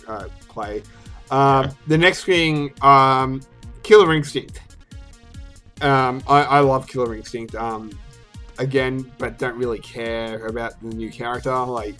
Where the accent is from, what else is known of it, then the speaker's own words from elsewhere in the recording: Australia; my home country of Australia